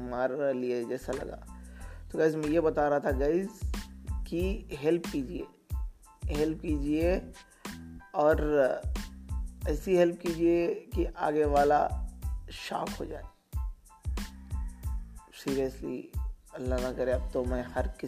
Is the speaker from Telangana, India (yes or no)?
yes; Telangana, India; I am travelling to Hyderabad because basically मैं तेलंगाना से हूँ तो हैदराबाद ट्रैवल कर रहा था